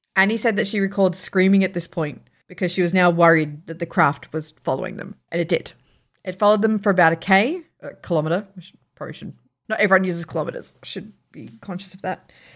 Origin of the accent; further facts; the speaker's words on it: Sydney, New South Wales, Australia; moved away; I grew up in Riverston, which is a very, like, northwest town in Sydney